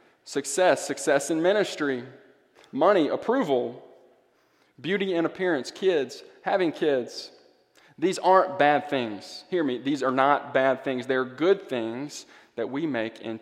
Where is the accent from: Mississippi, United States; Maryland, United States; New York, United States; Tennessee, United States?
Mississippi, United States; Greenville; moved away; That's my hometown.